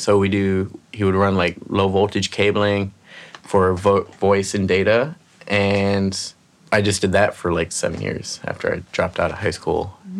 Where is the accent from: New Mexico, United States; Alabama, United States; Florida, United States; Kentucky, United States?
Florida, United States; Miami; moved away as an adult; also born or lived in California / Plantation, Florida; now in New York City, United States; I was born in California, moved to Miami, Florida, when I was like 3 months. I lived in Miami until I was about 14. Then we moved up to Plantation, Florida.